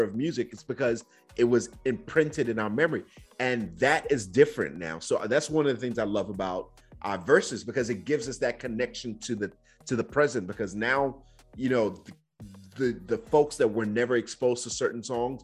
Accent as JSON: {"language": "English", "country": "Nigeria", "tie": "born or raised there", "moved": "yes", "said": "I grew up in Nigeria at that phase"}